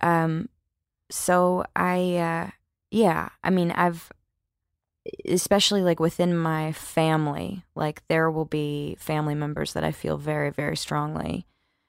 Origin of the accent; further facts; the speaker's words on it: Mississippi, United States; I am from Mississippi and I was raised to be generous and hospitable